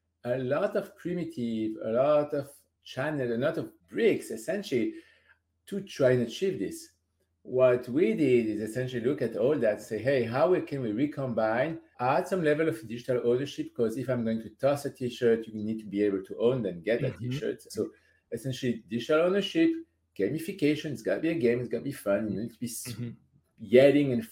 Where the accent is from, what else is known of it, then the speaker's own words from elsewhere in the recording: France; I'm from France